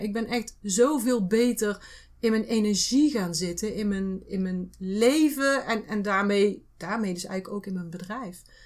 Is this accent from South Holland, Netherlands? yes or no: no; North Brabant, Netherlands; wij uit Brabant komen